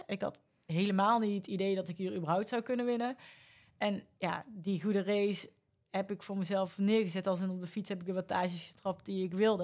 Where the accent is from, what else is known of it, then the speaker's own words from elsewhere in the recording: North Brabant, Netherlands; accent: Brabant; moved away; also born or lived in Amsterdam, Netherlands; ik kom oorspronkelijk uit Brabant, zoals je waarschijnlijk aan mijn accent kan horen